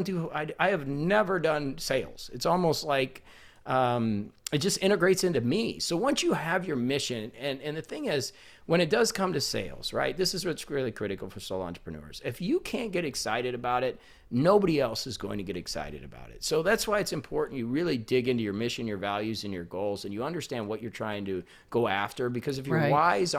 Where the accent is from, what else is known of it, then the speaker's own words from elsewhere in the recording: Indiana, United States; I'm from Indiana.